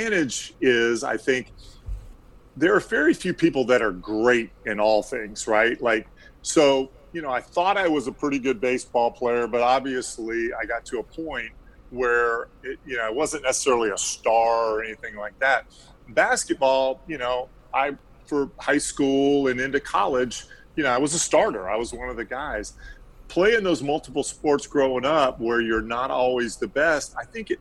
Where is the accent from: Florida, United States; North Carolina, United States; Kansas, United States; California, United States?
Florida, United States; Central; I grew up in Central Florida